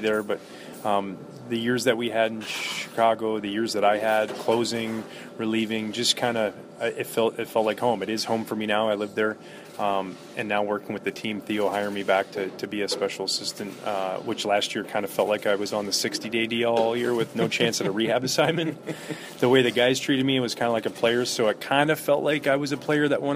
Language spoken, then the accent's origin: English; Gibsons, British Columbia, Canada; we're from Gibson's, British Columbia